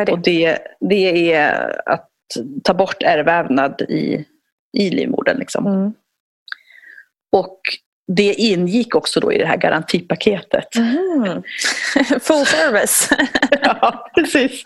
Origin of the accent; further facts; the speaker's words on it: Ethiopia; moved away; jag är född i Etiopien.